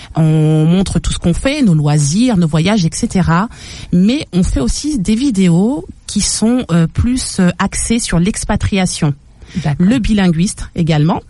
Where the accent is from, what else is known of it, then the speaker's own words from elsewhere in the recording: Paris, Île-de-France, France; moved away as an adult; also born or lived in Saint-Augustin, Charente-Maritime; now in England; Je suis née à Paris. J'ai fait euh, toute mon adolescence à Paris.